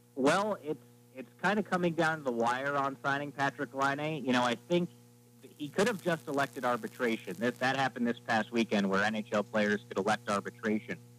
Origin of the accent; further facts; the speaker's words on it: Manhattan Beach, California, United States; now in Columbus, United States; I'm originally from Southern California, a place called Manhattan Beach, which is a really terrific place to grow up right on the ocean